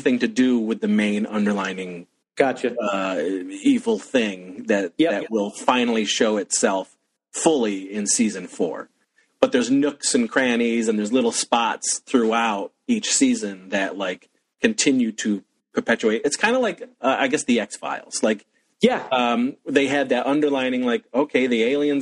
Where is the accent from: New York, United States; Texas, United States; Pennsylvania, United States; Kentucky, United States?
New York, United States; Wellsville; where I grew up in Wellsville, New York